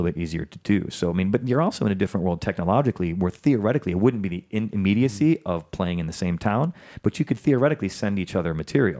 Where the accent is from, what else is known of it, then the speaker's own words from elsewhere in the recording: Chicago, Illinois, United States; moved away; I'm from Chicago, man.